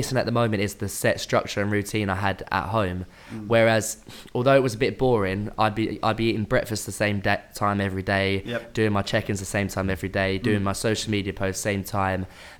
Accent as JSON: {"language": "English", "area": "Hertfordshire", "region": "East of England", "country": "United Kingdom", "moved": "yes", "said": "I'm originally from Hertfordshire, near Hertfordshire, yeah."}